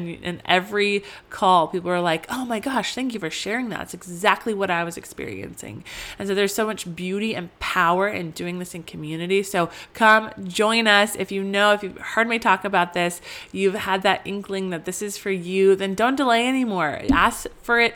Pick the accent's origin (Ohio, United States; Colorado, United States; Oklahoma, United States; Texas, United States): Colorado, United States; moved away; I grew up in Colorado